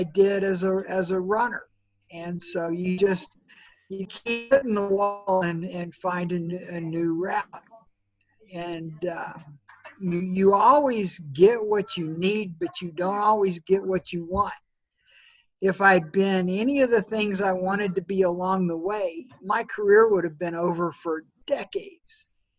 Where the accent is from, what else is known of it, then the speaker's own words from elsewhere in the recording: Norman, Oklahoma, United States; I grew up in Norman, Oklahoma